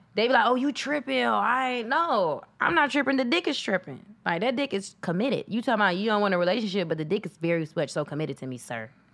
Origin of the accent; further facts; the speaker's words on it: Atlanta, Georgia, United States; moved away as an adult; now in Los Angeles, United States; I'm from Atlanta, so I'm like, you know, grew up on the east side, Stone Mountain